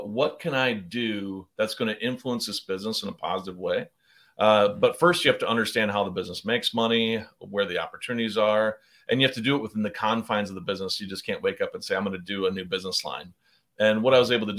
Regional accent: South Dakota, United States; moved away as an adult; also born or lived in Arizona / Chicago; I grew up in South Dakota

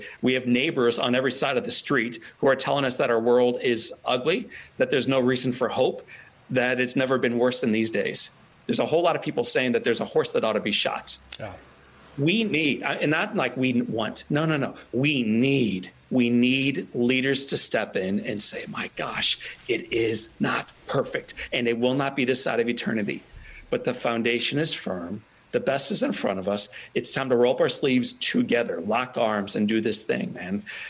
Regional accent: Italy; it's as beautiful as the Italian sunsets I used to watch growing up in Italy.

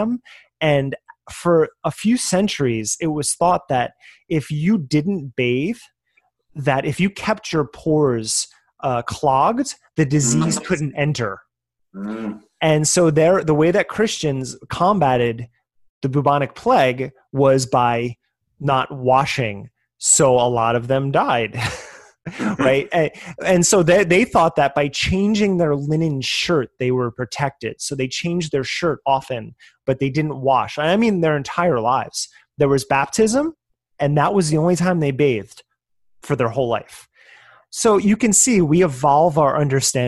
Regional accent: New Jersey, United States; I am from New Jersey, so forgive my accents on things

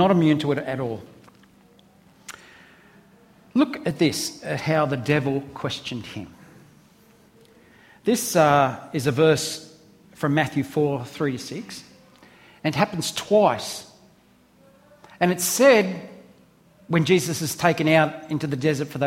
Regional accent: Australia; I'm an Aussie

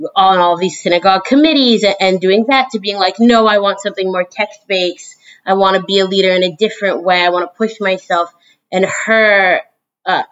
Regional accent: Brookline, Massachusetts, United States; I grew up in Boston, Massachusetts, really right in Brookline.

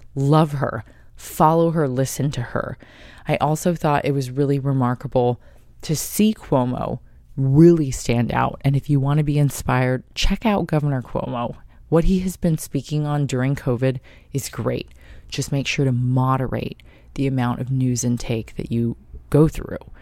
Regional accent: United States; I'm half Japanese, half Polish American, and at that, I'm American.

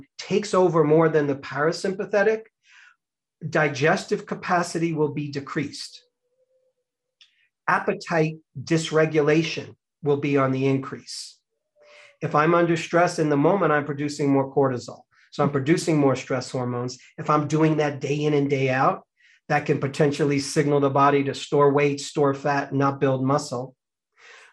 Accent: United States

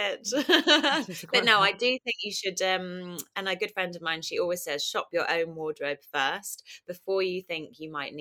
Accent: Kingston upon Thames, London, United Kingdom; I grew up in Kingston, southwest London

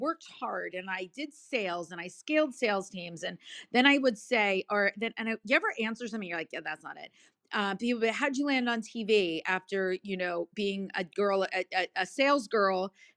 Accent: New Jersey, United States; I'm from Jersey. It's TAWK

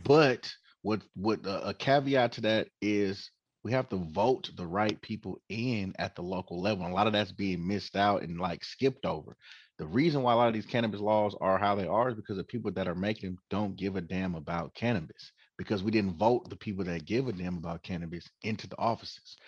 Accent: Oakland, California, United States; born and raised in Oakland, um, as you said, fifth generation, and um, graduated high school in Oakland

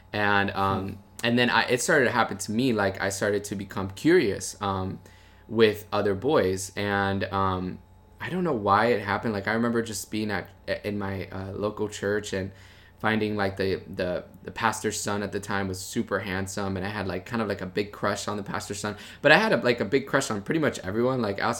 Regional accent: Miami, Florida, United States; I grew up in Miami, Florida. My parents, they're from Cuba, so they, I'm a first generation American

